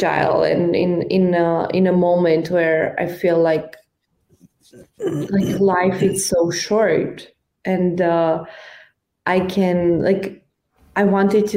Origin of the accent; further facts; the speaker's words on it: Romania; moved away as an adult; also born or lived in United States; So I was in Romania. I grew up in Romania. I spent my whole life there until I was 24.